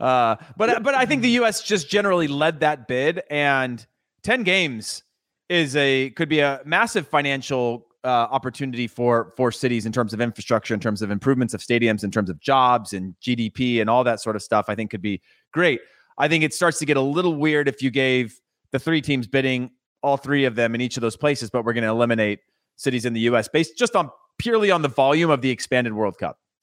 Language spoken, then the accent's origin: English; Modesto, California, United States; I'm from Modesto